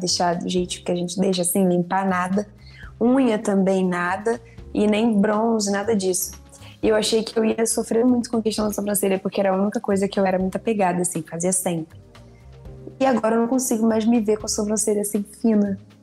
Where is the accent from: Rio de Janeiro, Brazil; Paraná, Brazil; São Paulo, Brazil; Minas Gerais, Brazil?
Rio de Janeiro, Brazil; Nilópolis; eu sou de Lópolis, né? Então eu torcia para Beija-Flor.